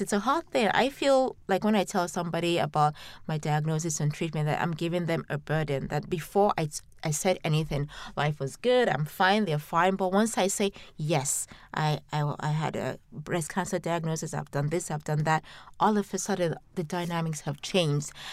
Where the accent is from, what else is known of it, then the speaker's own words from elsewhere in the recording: Nigeria; now in London, United Kingdom; a Nigerian growing up in Nigeria